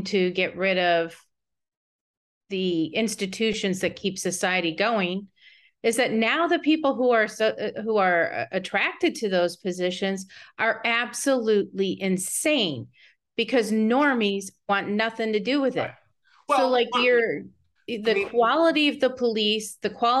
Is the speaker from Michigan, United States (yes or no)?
yes; Michigan, United States; now in Texas, United States; I'm from Michigan originally.